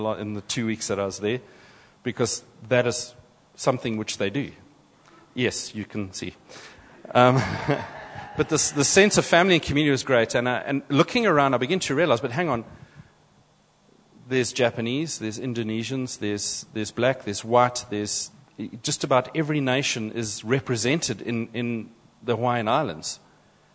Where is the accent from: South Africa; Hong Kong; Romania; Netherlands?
South Africa; first we're South African